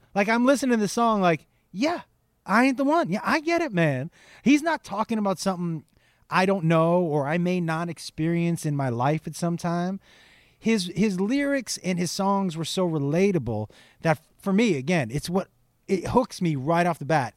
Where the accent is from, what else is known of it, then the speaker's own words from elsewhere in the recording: Amherst, Massachusetts, United States; I grew up in Western Mass, which is kind of a small in Amherst, which is a small town